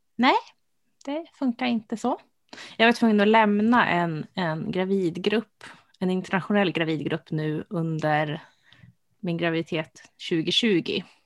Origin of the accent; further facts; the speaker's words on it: Sweden; jag som svensk